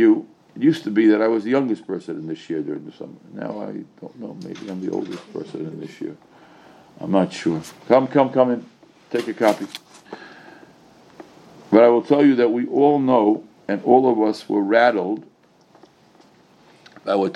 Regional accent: United States; I'm an American.

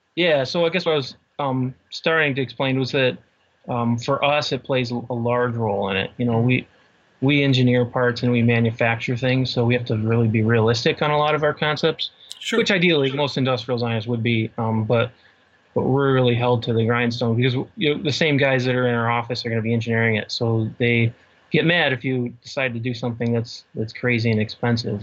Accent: Cleveland, Ohio, United States; also born or lived in Pittsburgh; I, basically grew up in Cleveland. Okay. Uh, on the east side of Cleveland

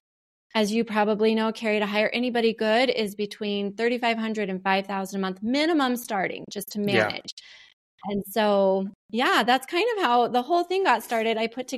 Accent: Montana, United States; I grew up in Montana as well.

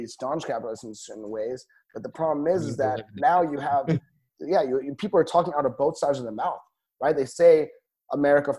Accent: Mexico; now in Tel Aviv, Israel; As a Mexican

